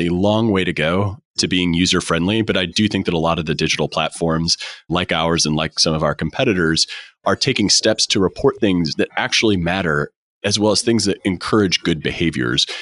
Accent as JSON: {"language": "English", "town": "St. Louis", "region": "Missouri", "country": "United States", "said": "I'm from Saint Louis"}